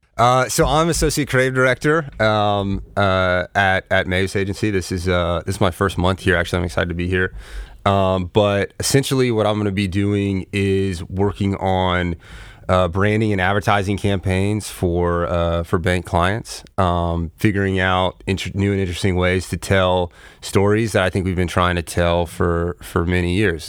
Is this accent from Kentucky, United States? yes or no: no; North Florida, United States; I grew up in North Florida